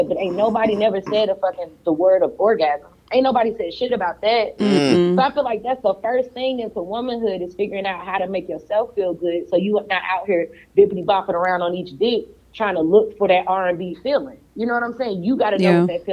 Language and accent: English; St. Louis, Missouri, United States; now in Florida, United States; I'm from St. Louis, I live in Florida